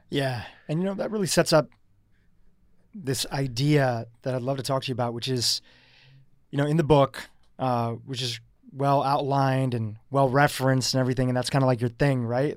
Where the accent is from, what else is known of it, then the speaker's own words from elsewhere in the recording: United States; I'm eating crappy school lunches in America